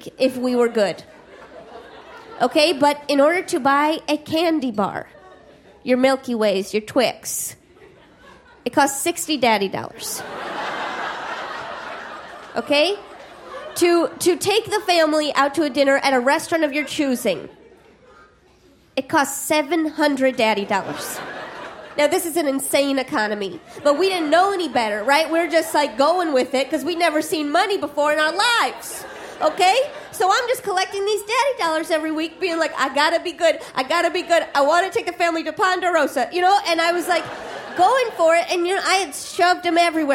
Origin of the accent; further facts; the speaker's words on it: Midwest, United States; I'm from the Midwest